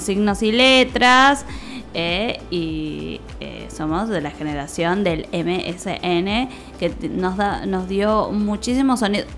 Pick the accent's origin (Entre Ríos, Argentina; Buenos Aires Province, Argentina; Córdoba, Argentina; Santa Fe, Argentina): Buenos Aires Province, Argentina; Tigre; yo soy de Tigre, bueno, viví en Tigre, Rincón de Milberg